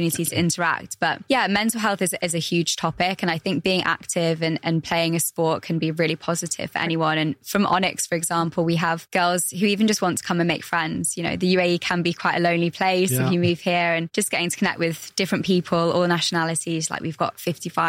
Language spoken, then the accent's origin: English; England, United Kingdom; now in United Arab Emirates; I'm from England